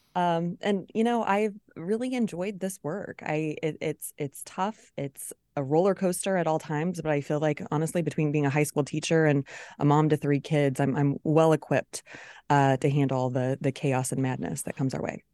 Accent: Smithville, Missouri, United States; I'm from Clay County. I went to Smithville, um, Public Schools, K twelve

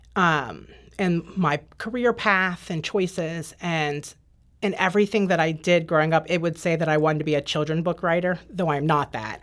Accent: Northern Virginia, United States; also born or lived in Maryland; I grew up in Northern Virginia. Um, I lived in Maryland between the ages of seven and nine with my dad

